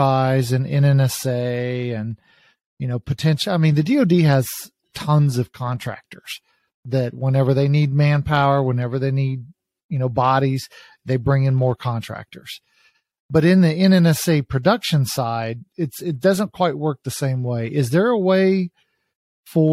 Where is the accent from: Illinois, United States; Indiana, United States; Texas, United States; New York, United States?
Texas, United States; East; I'm from East Texas